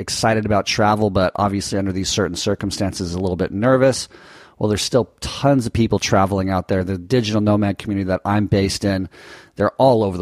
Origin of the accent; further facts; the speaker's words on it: United States; as an American citizen